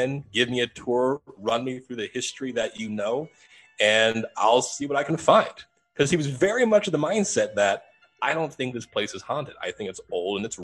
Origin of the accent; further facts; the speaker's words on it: Southern Ohio, United States; now in Phoenix, United States; my hometown back out in Southern Ohio